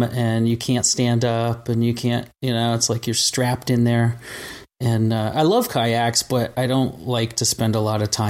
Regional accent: Vermont, United States; And I grew up in Vermont, out in the country, doing my thing.

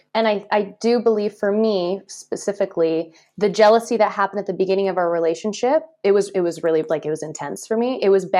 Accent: just outside of Toronto, Ontario, Canada; now in France; I was born and raised just outside of Toronto.

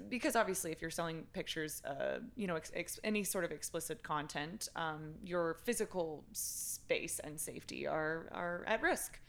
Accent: Texas, United States; I'm a Texan

